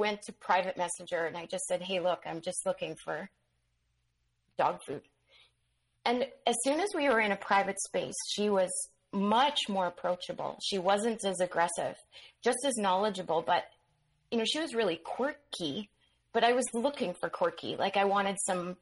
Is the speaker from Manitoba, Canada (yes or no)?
yes; Manitoba, Canada; I ended up back on the prairies in Manitoba.